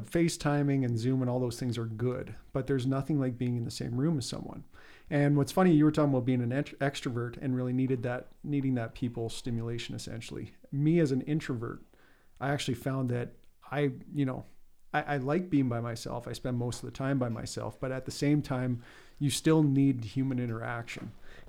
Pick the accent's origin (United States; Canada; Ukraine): Canada; Hillmont; born there; That's because I was born in Hillmont and that was close by.